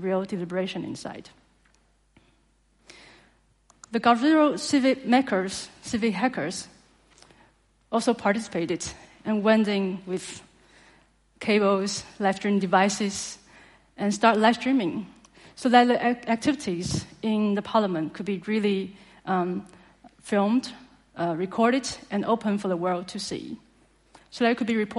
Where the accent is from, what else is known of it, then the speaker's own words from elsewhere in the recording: Taiwan; from Taiwan